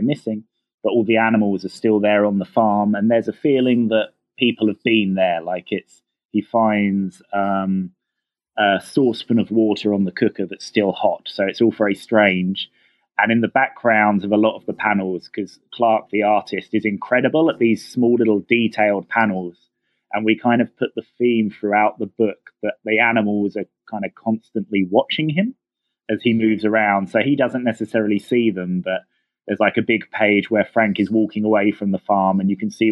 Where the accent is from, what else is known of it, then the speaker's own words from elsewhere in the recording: Rustington, South East England, United Kingdom; I grew up in a really small village called Rustington that's on the south coast of England right next to the seaside.